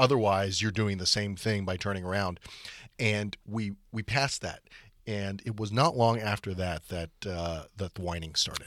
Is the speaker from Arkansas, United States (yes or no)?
no; Atlanta, Georgia, United States; moved away; where I grew up in Atlanta